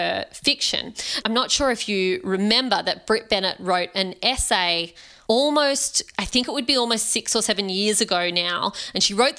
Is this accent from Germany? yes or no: no; Australia; I'm an Indian Australian woman